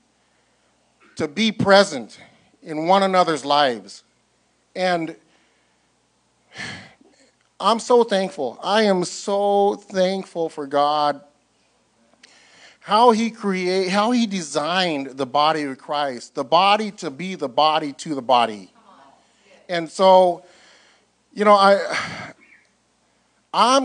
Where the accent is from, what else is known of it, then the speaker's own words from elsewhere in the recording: Northern California, United States; moved away as an adult; now in San Diego, United States; I'm from Northern California